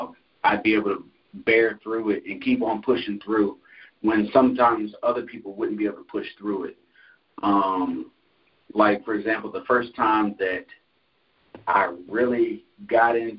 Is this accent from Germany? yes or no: no; Concord, North Carolina, United States; also born or lived in Jackson, Michigan; I'm originally from Jackson, Michigan, but I grew up in Concord, North Carolina.